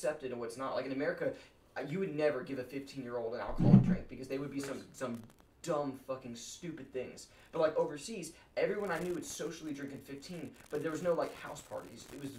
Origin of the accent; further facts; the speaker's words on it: Taiwan; I'm from Taiwan